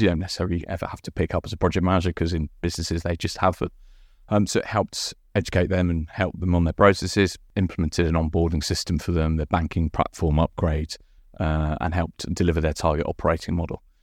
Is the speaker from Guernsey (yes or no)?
yes; Guernsey; moved away as an adult; also born or lived in Winchester / London; I'm from Guernsey.